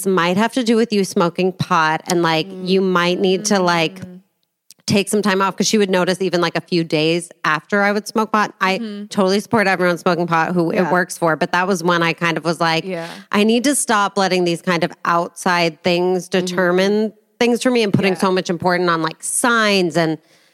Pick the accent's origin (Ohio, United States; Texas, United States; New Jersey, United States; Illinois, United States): Illinois, United States; outside Chicago; I grew up outside Chicago